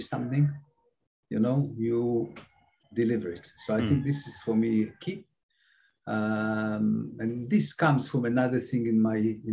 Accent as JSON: {"language": "English", "country": "Israel", "also_born_or_lived": "Cambridge, United Kingdom", "second_language": "English", "moved": "as an adult", "lives_now": "Philippines", "said": "from the kibbutz to this. I couldn't speak English."}